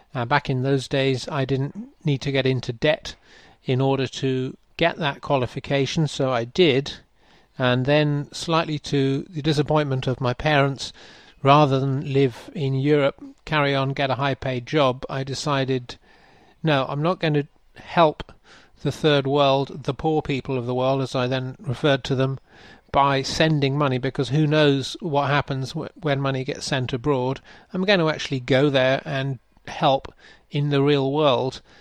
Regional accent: England, United Kingdom; accent: English; moved away as an adult; also born or lived in Denmark / Germany; now in Bangladesh; I am an Englishman. I grew up mostly in the UK

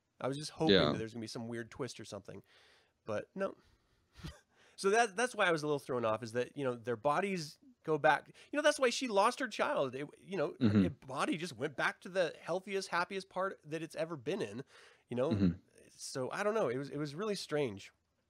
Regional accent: Salem, Utah, United States; I grew up in Salem, Utah, when there was little to no population. I know church people like that.

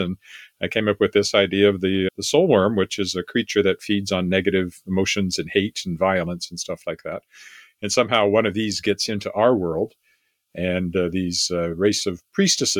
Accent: Weyburn, Saskatchewan, Canada; moved away; editor of my hometown newspaper. I was editor at the age of 24 of my newspaper back at Weyburn, Saskatchewan

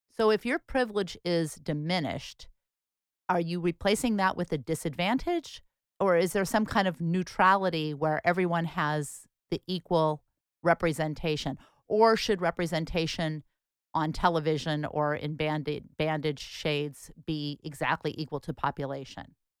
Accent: Portland, Oregon, United States; we grew up here in Portland, Oregon.

